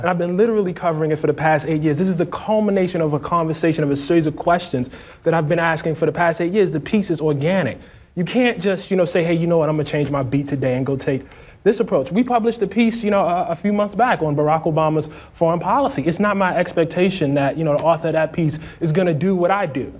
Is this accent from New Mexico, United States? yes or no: no; Baltimore, Maryland, United States; When I grew up in West Baltimore